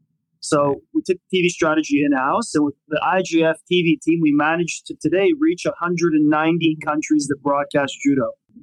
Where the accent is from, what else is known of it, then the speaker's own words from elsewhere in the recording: California, United States; moved away as an adult; also born or lived in Romania / Budapest, Hungary; And I grew up in California. I went to Army-Navy Academy, Carlsbad.